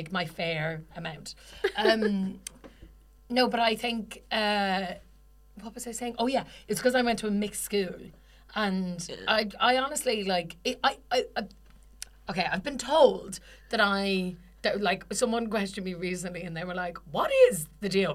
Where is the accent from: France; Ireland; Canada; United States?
Ireland; we're Irish.